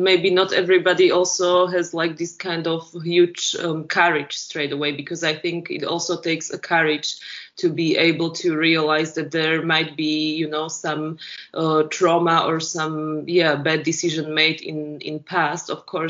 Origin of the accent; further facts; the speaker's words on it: Slovakia; born there; English is a second language; It's like I was born in Slovakia, but the last 100 years before, it had so many different names.